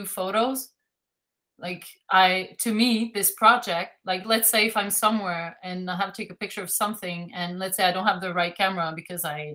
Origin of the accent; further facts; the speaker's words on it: Canada; English is a second language; I'm French Canadian